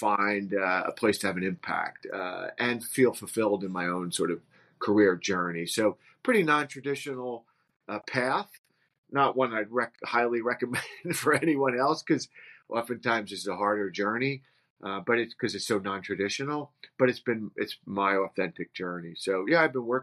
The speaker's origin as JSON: {"language": "English", "town": "Livingston", "region": "New Jersey", "country": "United States", "tie": "born or raised there", "said": "I grew up in New Jersey in Essex County in a town called Livingston"}